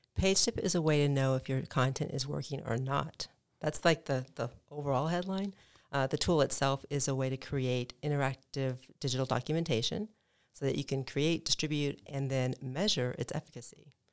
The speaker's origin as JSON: {"language": "English", "region": "Midwest", "country": "United States", "tie": "born or raised there", "moved": "yes", "said": "I grew up in the Midwest"}